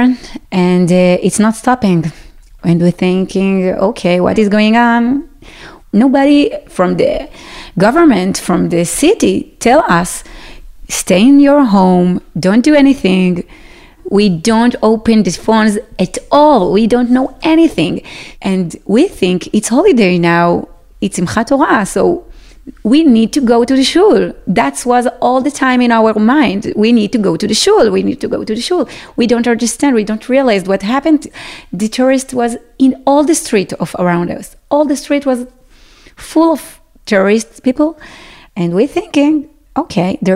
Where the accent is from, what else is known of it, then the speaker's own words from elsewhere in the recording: Sderot, Southern District, Israel; English is a second language; moved away as an adult; now in Yeruham, Israel; I am from Sderot